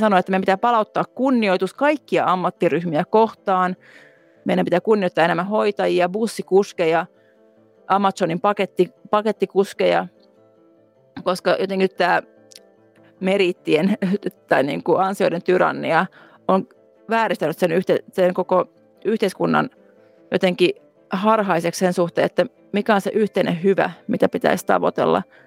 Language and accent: Finnish; Finland; moved away as an adult; now in Berlin, Germany